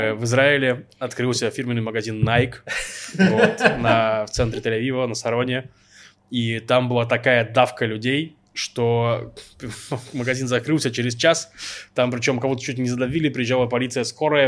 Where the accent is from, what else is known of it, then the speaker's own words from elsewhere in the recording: Russia; now in Israel; я сам из России